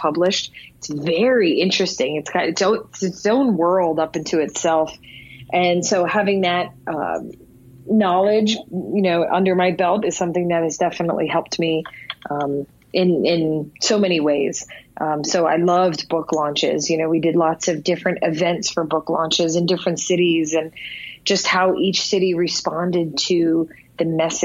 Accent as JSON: {"language": "English", "town": "Philadelphia", "region": "Pennsylvania", "country": "United States", "said": "I'm from Philadelphia"}